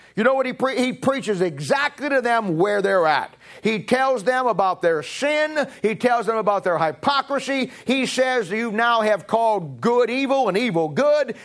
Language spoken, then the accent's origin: English; United States; also born or lived in Raytown; I'm an American. I live in America. I was born in America